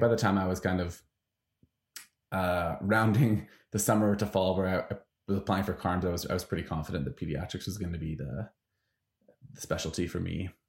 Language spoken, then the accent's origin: English; Vancouver, British Columbia, Canada; moved away; I'm from Vancouver